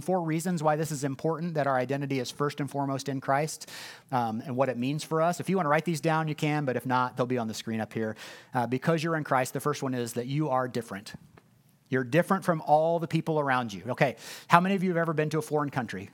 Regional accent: Indianapolis, Indiana, United States; I'm from Ben Davis High School on the west side of Indianapolis

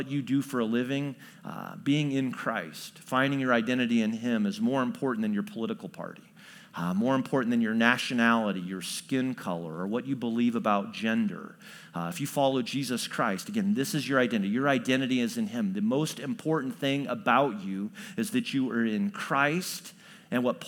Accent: Chatham, Illinois, United States; also born or lived in New Berlin, Illinois; I grew up in Central Illinois. And so I went to Chatham Glenwood High School

